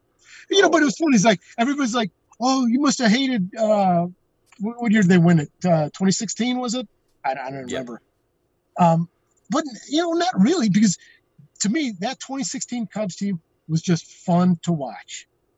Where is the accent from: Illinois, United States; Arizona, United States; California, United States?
Illinois, United States; Chicago; growing up in Chicago